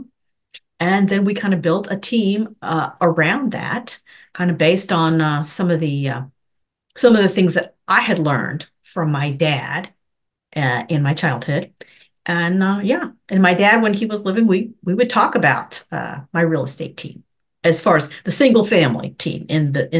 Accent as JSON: {"language": "English", "town": "Denton", "region": "Texas", "country": "United States", "said": "I am from Denton, Texas"}